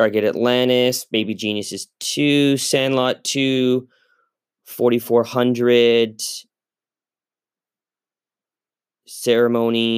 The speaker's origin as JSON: {"language": "English", "town": "Victoria", "region": "British Columbia", "country": "Canada", "tie": "born or raised there", "said": "I was from Victoria"}